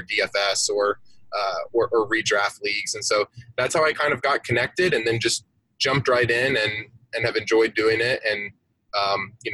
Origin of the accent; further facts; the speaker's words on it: Atlanta, Georgia, United States; I'm from Atlanta. And so here in the South, where I'm at, college football is king